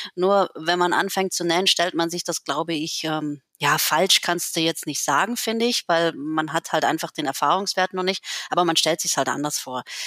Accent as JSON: {"language": "German", "area": "Lake Constance", "region": "Baden-Württemberg", "country": "Germany", "tie": "born or raised there", "also_born_or_lived": "Berlin", "moved": "as an adult", "said": "Ich bin ja hier am Bodensee aufgewachsen"}